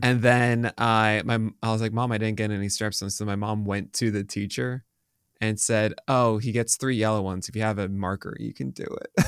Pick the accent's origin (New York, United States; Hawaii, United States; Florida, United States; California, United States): New York, United States; I'm from New York